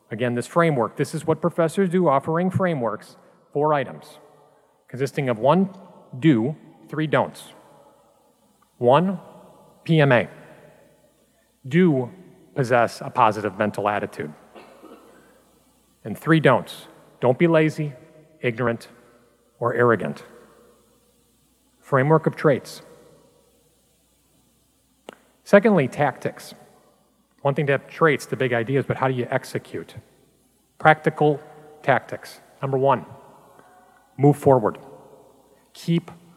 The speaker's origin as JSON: {"language": "English", "town": "Milwaukee", "region": "Wisconsin", "country": "United States", "tie": "born or raised there", "moved": "yes", "lives_now": "Chicago, United States", "said": "growing up in Milwaukee"}